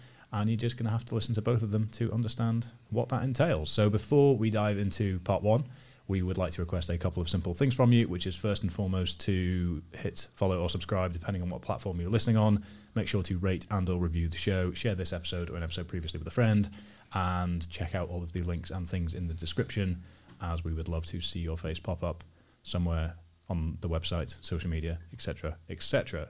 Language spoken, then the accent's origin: English; Scotland, United Kingdom; So, growing up in Scotland, you have a myriad of sports to choose from. That's one of my favourite things about Scotland